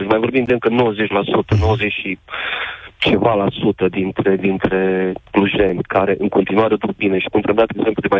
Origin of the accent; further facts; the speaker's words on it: Romania; moved away; also born or lived in United Kingdom; Eu pot să vă spun că acum uh, 14 ani am emigrat în UK. Am emigrat, am emigrat când nu se putea trăi dintr-un salariu în România.